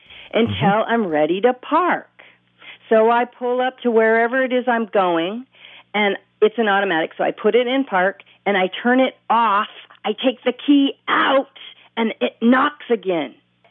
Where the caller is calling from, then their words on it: Bellingham, Washington, United States; I'm calling from Bellingham, Washington.